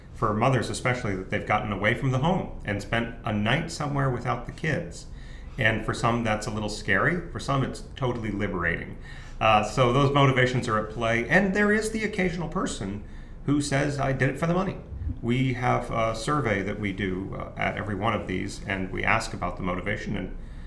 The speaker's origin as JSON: {"language": "English", "town": "San Diego", "region": "California", "country": "United States", "tie": "born or raised there", "said": "I'm from San Diego, I grew up in California"}